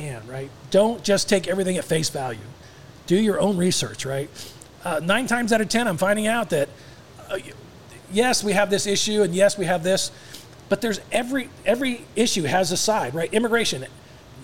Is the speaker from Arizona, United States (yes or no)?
yes; Tucson, Arizona, United States; moved away as an adult; now in Dallas, United States; We were very close growing up in Tucson